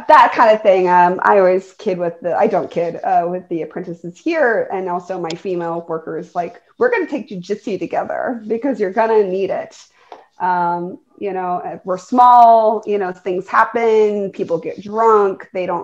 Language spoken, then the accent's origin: English; the East, East Coast, United States; moved away; I'm from the East